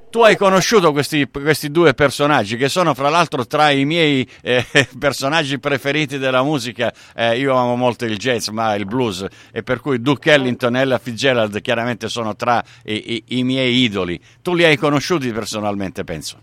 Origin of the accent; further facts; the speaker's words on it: Sicily, Italy; io sono originario siciliano